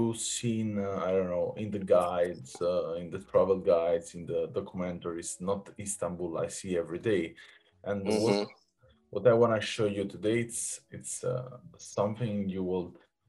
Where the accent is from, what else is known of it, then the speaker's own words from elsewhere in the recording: Naples, Campania, Italy; I come from Naples